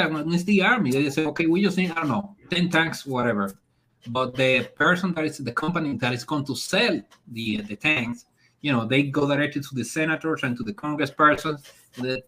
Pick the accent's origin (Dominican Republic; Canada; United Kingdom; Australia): Dominican Republic; moved away; I've been living here for a long time, so I refer to this as my country, even though I'm from the Dominican Republic.